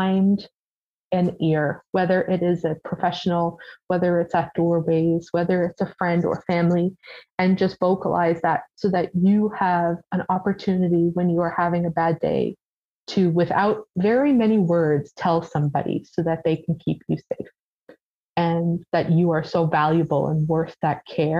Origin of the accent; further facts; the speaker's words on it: St. John's, Newfoundland and Labrador, Canada; also born or lived in Bonavista; I grew up in St. John's. I've lived in the city almost my entire life, minus that small blip in Bonavista.